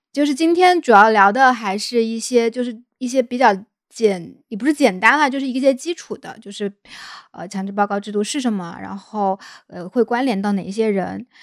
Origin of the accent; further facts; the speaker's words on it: Hunan, China; moved away; 像我老家，那个湖南那边